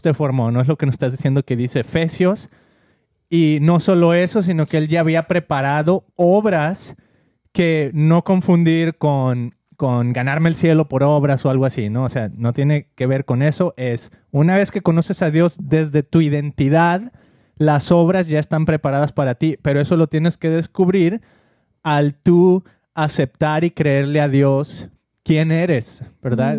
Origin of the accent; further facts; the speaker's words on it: Mexico; now in United States; nuestro país, con México